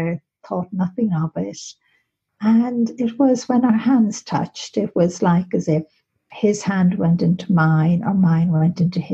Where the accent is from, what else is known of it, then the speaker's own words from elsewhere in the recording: Ireland; being in the college in Maynooth in Ireland, because I'm Irish